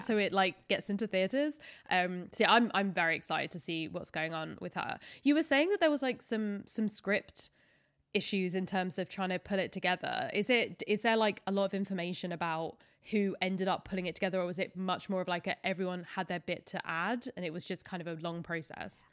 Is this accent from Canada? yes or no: no; United Kingdom; especially as a British person